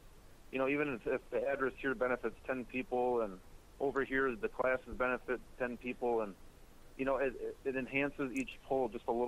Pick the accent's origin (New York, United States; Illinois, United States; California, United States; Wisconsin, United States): Wisconsin, United States; Turtle Lake; moved away as an adult; now in New Glarus, United States; I'm originally from Turtle Lake, Wisconsin, a town of about 1,000 people in the northwest corner, a little north of Eau Claire.